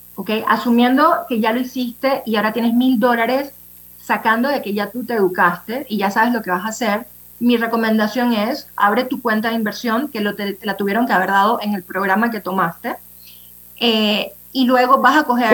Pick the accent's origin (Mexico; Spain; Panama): Panama; somos panameños